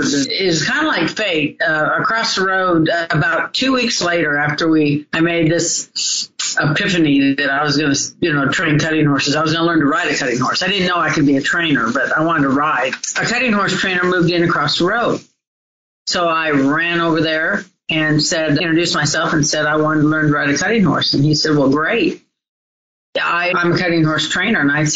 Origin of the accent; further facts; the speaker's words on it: Southern California, United States; I was raised in Southern California.